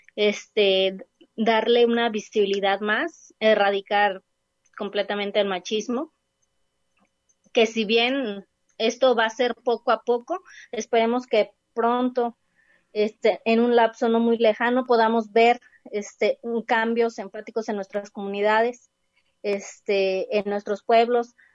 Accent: Huejutla, Hidalgo, Mexico; moved away as an adult; now in Guadalajara, Mexico; la comunidad de, mm, de donde soy, de Huejutla

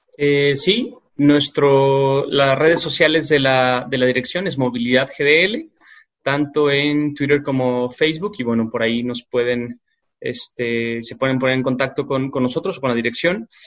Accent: Guadalajara, Jalisco, Mexico; como sociedad tapatía

